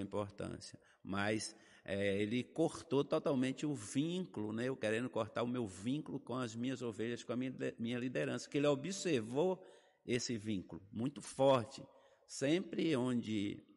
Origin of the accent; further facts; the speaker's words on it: Bahia, Brazil; moved away as an adult; also born or lived in Fernandópolis, São Paulo; Morei por oito anos na Bahia